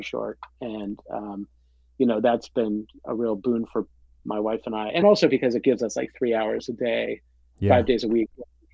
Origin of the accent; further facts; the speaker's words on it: Central New York, United States; moved away; where I grew up in Central New York